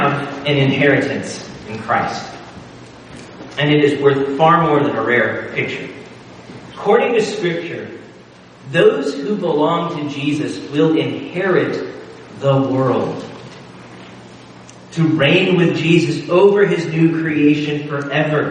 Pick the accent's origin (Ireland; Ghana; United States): United States; Nebraska; growing up in Nebraska, the Wild West was kind of a thing